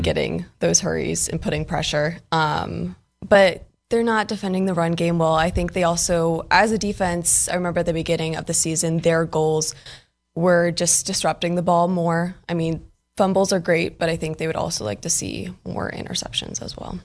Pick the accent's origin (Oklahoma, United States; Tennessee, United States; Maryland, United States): Maryland, United States; moved away; we're both Maryland kids